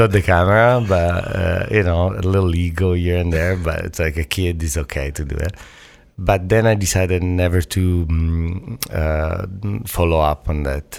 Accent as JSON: {"language": "English", "country": "Italy", "tie": "born or raised there", "also_born_or_lived": "Toronto", "moved": "yes", "said": "I grew up in Italy where back in the days, Italy was Italian, white"}